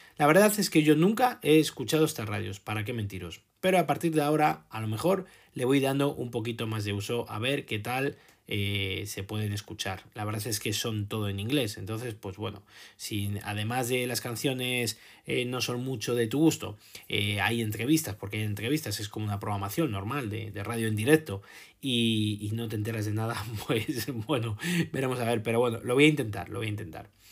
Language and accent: Spanish; Spain